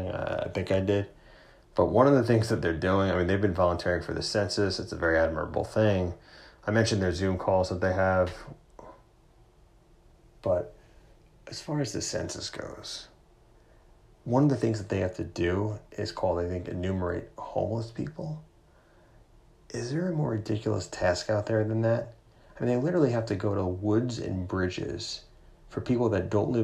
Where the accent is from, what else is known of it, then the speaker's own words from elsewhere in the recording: New York, United States; as a New Yorker